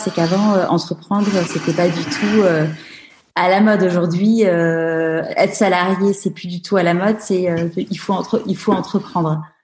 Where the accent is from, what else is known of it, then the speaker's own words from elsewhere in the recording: Paris, Île-de-France, France; moved away as an adult; now in Marseille, France; je suis parisienne